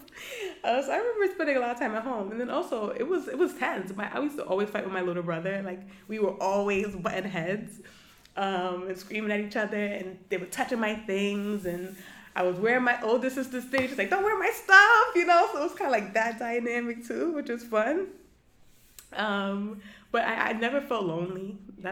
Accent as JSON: {"language": "English", "town": "New York City", "region": "New York", "country": "United States", "tie": "born or raised there", "also_born_or_lived": "New Paltz, New York / Southern Africa / Bed-Stuy, Brooklyn", "said": "I pretty much stayed and grew up all my life in Canarsie."}